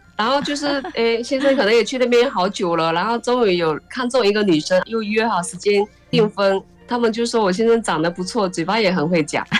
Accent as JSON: {"language": "Chinese", "country": "China", "moved": "as an adult", "lives_now": "Taiwan", "said": "爸爸以前在那边乡下是当村长"}